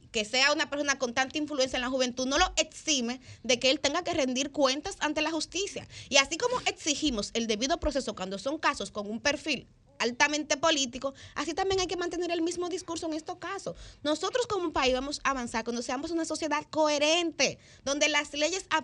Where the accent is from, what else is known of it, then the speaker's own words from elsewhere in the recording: Distrito Nacional, Dominican Republic; Yo soy de un barrio, yo soy de Villa